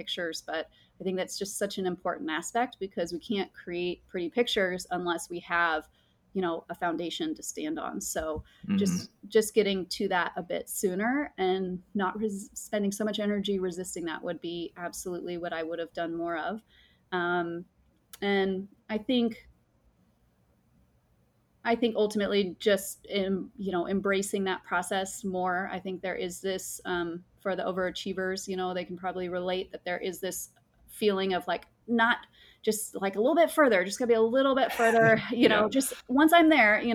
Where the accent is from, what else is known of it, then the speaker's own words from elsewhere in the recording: Mammoth Lakes, California, United States; I grew up in Mammoth Lakes, California, which is a beautiful high Sierra mountain